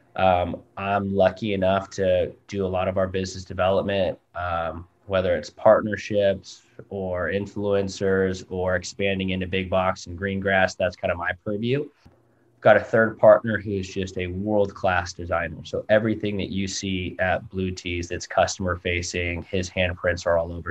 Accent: Southern California, United States; also born or lived in Newport Beach / Seattle, Washington; now in San Francisco, United States; born and raised down in Southern California. Um, born up in Newport Beach.

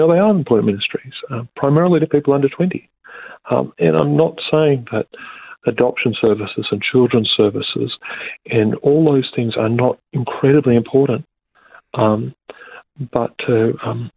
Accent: Australia; as an Australian

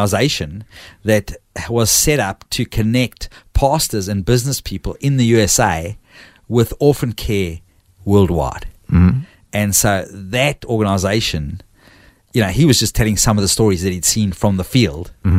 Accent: South Africa; I'm South African

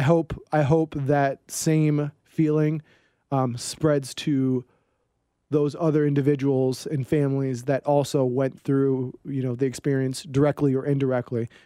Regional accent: East Coast, United States; moved away as an adult; growing up on the East Coast

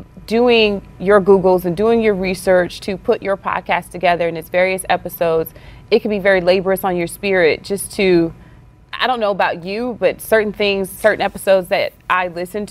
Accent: Louisiana, United States; I'm from the Southern. I'm Southern. I'm from Louisiana. You know, right. Southern Bible Belt

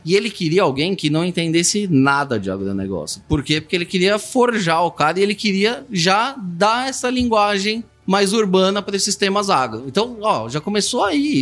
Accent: São Paulo, Brazil; Morei minha vida inteira em São Paulo

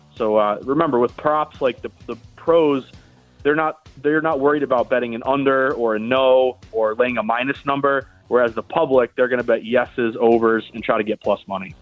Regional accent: Boston, Massachusetts, United States; I'm from Boston

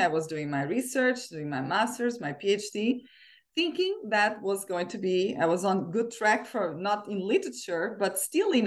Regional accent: Portugal; moved away as an adult; also born or lived in China; now in Bellevue, United States; growing up in Portugal

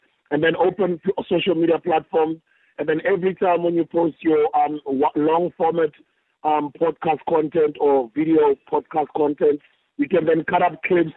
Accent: South Africa

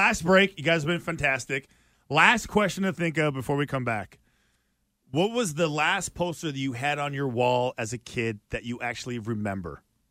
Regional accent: Boston, Massachusetts, United States; Hey, we're from Boston too.

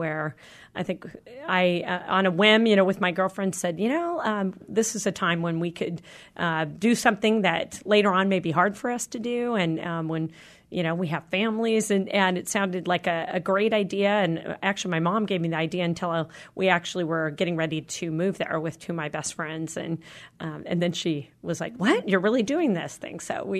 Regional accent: Wenatchee, Washington, United States; Washingtonian, yes. One of the few, I guess, now. A lot of people have moved in and adopted our home. But yes, I grew up actually in Wenatchee.

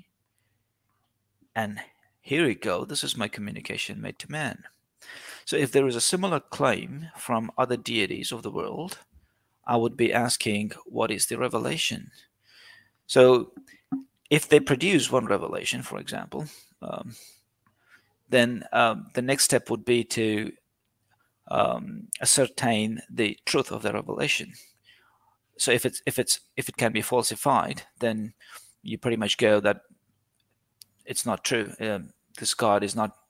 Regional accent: India; moved away as an adult; now in Australia; I've lived in India, I grew up in India, I've seen Hinduism from very young and early age.

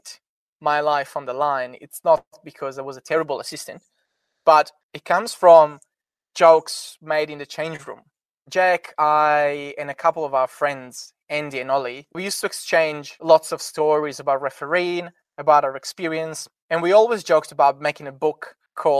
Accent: Italy; I am obviously from Italy and I got connection from Italy

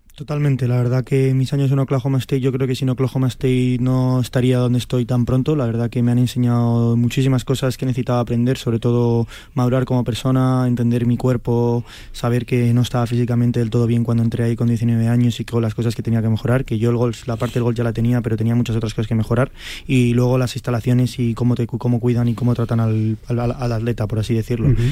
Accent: Spain; Yo soy español

